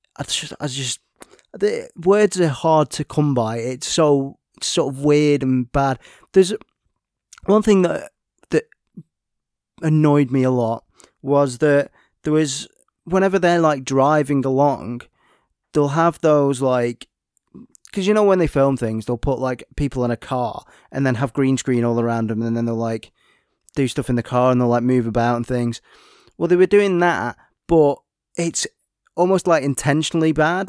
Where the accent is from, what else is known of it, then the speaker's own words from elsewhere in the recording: United Kingdom; We're British